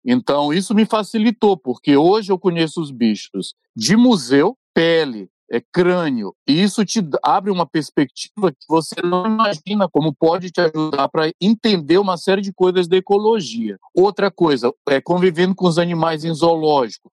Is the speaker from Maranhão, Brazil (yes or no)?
yes; São Luís, Maranhão, Brazil; nascido e criado no Maranhão